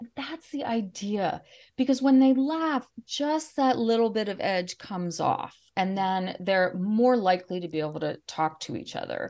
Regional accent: Washington, District of Columbia, United States; I grew up in the Washington, D C

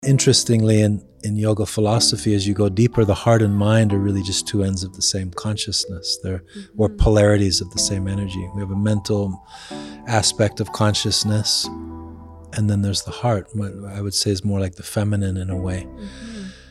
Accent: England, United Kingdom; moved away; I grew up in England

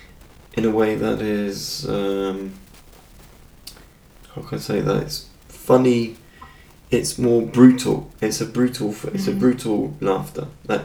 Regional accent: Reading, South East England, United Kingdom; moved away; Ricky Gervais, who actually comes from my hometown back in the UK.

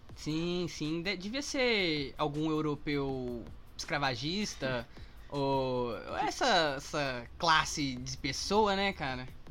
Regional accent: Sabará, Minas Gerais, Brazil; A minha avó é de Sabará, então eu passei a minha vida inteira em Sabará

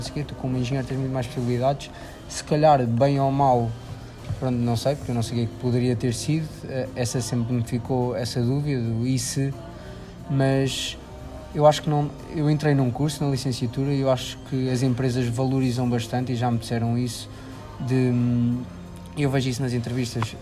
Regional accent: Figueira da Foz, Centro, Portugal; sou da Figueira da Foz

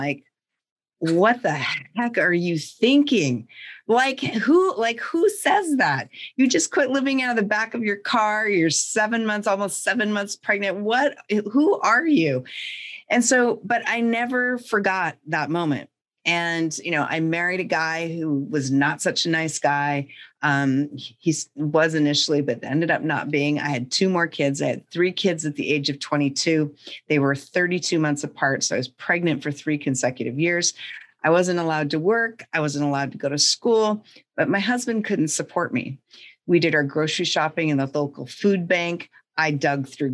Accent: North Central Montana, United States; And I grew up in North Central Montana in the middle of nowhere, in a town of like 500 people nestled up against the Canadian border and on the prairie.

